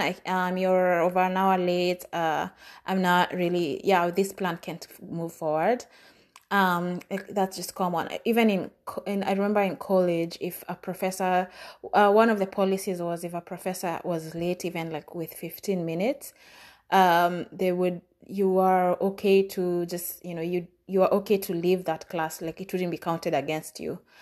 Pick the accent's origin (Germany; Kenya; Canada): Kenya; moved away as an adult; now in United States